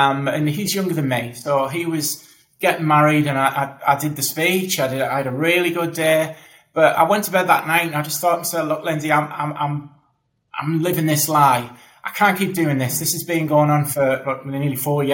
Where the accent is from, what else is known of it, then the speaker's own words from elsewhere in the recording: the Northeast, North East England, United Kingdom; you might know from the accent, I'm from the Northeast as well.